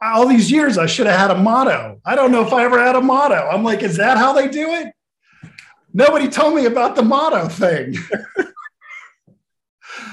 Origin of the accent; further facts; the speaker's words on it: Arkansas, United States; I'm from Arkansas